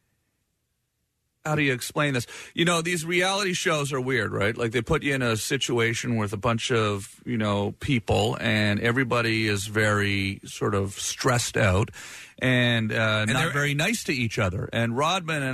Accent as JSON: {"language": "English", "country": "Canada", "said": "I'm Canadian"}